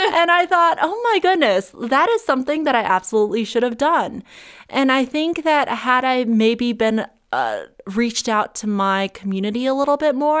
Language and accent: English; Summit County, Colorado, United States; also born or lived in Monterey, California / Los Angeles, California; I grew up with in Summit County